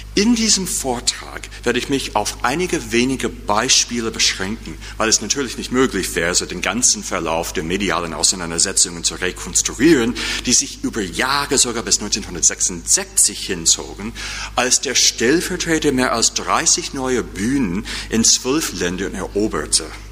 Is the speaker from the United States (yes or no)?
yes; United States; accent: American; German is a second language; now in St. Louis, United States; mit meinem markanischen, mit meinem markanischen Akzent